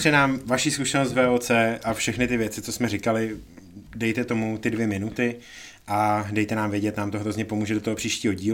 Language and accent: Czech; Czechia; jsme Češi, ne